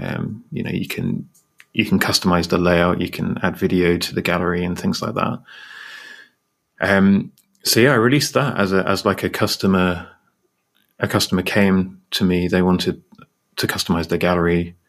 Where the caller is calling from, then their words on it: United Kingdom; And I'm in the UK, and I'm here with Ross.